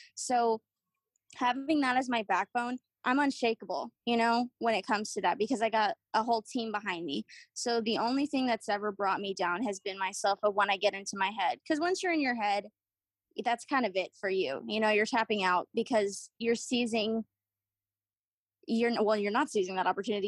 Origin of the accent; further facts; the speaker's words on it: Austin, Texas, United States; now in San Antonio, United States; I was born in Austin, and then my parents moved us, relocated us to San Antonio